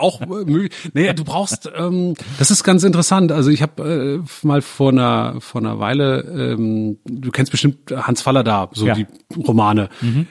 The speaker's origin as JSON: {"language": "German", "country": "Germany", "said": "als Deutscher"}